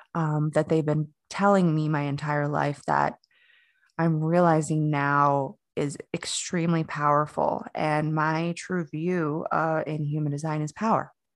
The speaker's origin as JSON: {"language": "English", "town": "Fort Lauderdale", "region": "Florida", "country": "United States", "tie": "born or raised there", "moved": "as an adult", "lives_now": "Asheville, United States", "said": "I grew up in South Florida. Um, I was born in Fort Lauderdale, and I basically have lived all over Florida at this point"}